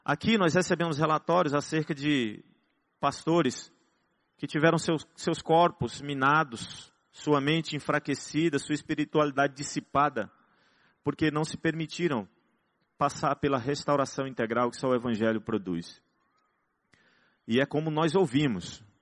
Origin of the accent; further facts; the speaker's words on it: Northeast Region, Brazil; graças a Deus que nós somos nordestinos, né? então a gente fala parecido.